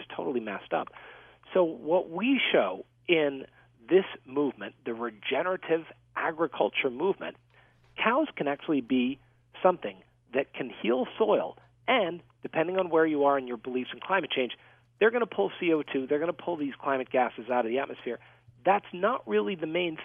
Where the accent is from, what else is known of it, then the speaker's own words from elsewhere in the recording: Louisiana, United States; I grew up in Louisiana